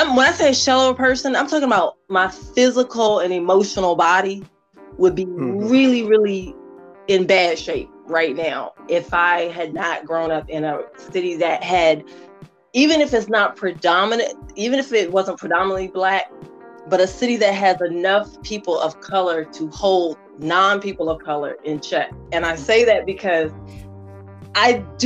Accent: Washington, District of Columbia, United States; born or raised there

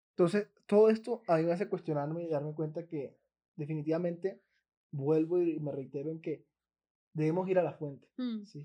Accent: Colombia; Como ciudadano colombiano

